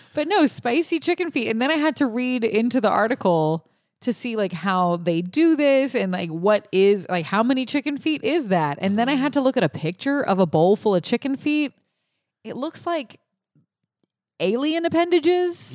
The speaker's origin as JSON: {"language": "English", "area": "Cajun", "region": "Louisiana", "country": "United States", "said": "I'm the Cajun person here."}